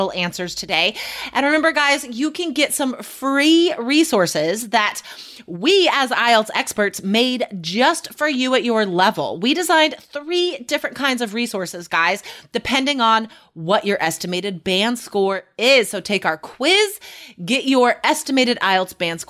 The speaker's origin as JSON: {"language": "English", "country": "United States", "lives_now": "Portland, United States", "said": "being an American"}